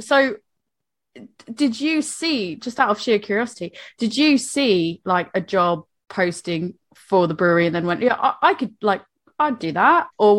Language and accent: English; New England, United States; now in United Kingdom; I'm from New England